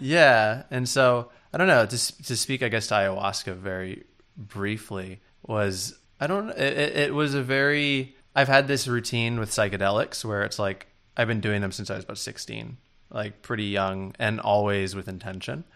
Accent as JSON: {"language": "English", "town": "New York City", "region": "New York", "country": "United States", "tie": "born or raised there", "moved": "as an adult", "lives_now": "Los Angeles, United States", "said": "being from New York, I had very close friends that I went to, like, middle school with and that I grew up"}